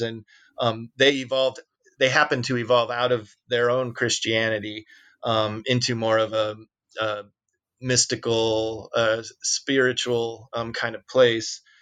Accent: Peoria, Illinois, United States; we came from Peoria

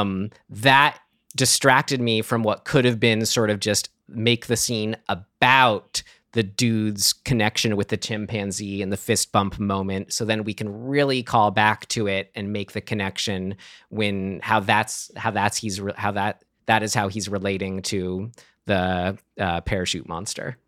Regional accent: San Rafael, California, United States; my hometown of San Rafael

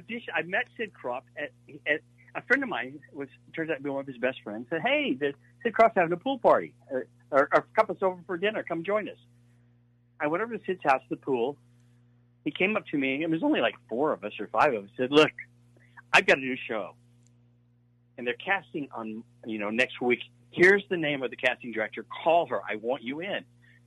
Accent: Hattiesburg, Mississippi, United States; But I'm from Hattiesburg, Mississippi. I mean, I was a little Southern boy, and, you know, my family was not in show business.

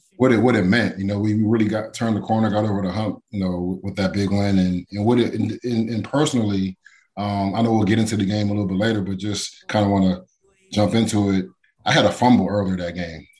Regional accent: Pittsburgh, Pennsylvania, United States; also born or lived in South Carolina; I was born in South Carolina, then I moved to Pittsburgh when I was seven years old.

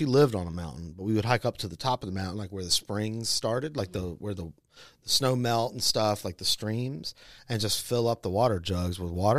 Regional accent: Augusta, Georgia, United States; moved away as an adult; also born or lived in Atlanta, Georgia; I grew up in Augusta, Georgia, which is about 2.5 hours from Atlanta.

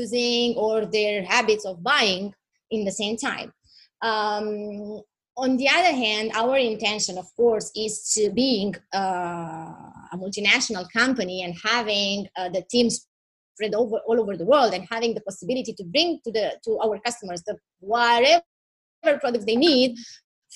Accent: Romania; moved away as an adult; now in Italy

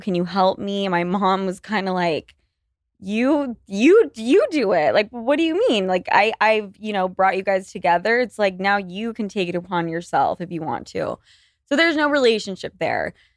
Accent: Utah, United States; now in New York City, United States; I was born and raised in Utah

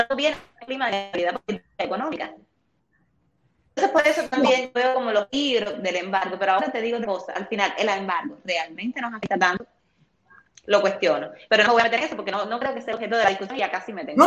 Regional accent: Cuba; en mi país

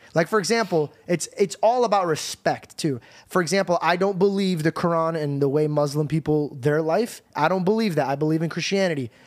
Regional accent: United States; as an American

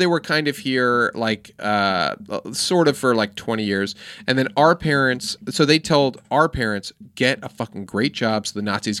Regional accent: Westchester, New York, United States; I grew up in the city at first, but then mostly lived in the Jewish suburbs. Yeah, with my Jewish

